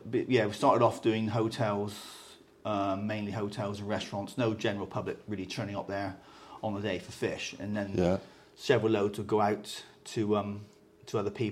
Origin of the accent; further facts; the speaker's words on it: Somerset / Devon, South West England, United Kingdom; also born or lived in Taunton, Somerset / Dartmoor, Devon; West Country, lad, all my life, yeah. Born in Somerset, which isn't very far away.